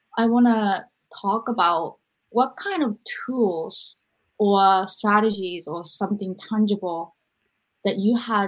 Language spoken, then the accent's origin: English; Japan; now in United States; I don't think the mental health education was there when I was growing up in Japan. And I really think after I came to America